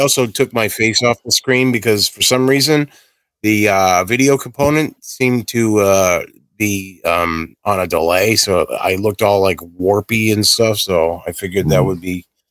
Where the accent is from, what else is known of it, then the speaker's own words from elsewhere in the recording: Massachusetts, United States; I'm from Massachusetts